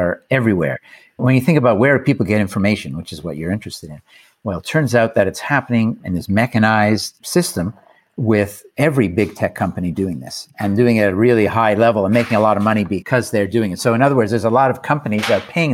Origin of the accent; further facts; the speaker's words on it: Canada; I'm from Canada